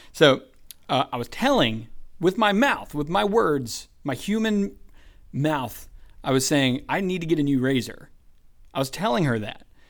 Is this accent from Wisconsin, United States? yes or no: no; Columbus, Georgia, United States; I was born in Columbus, Georgia.